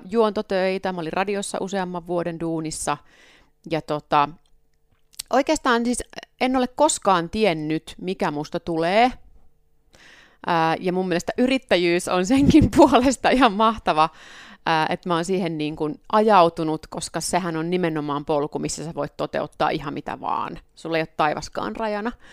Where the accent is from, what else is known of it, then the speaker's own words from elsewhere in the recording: Ostrobothnia, Finland; Pohjanmaat, missä mä oon kotoisin, siellä on myöskin paljon navettakirppiksiä ollut.